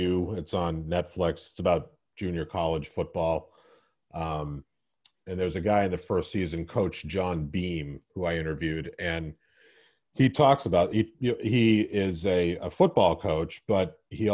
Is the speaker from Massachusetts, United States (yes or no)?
yes; Boston, Massachusetts, United States; also born or lived in New York; I'm from Boston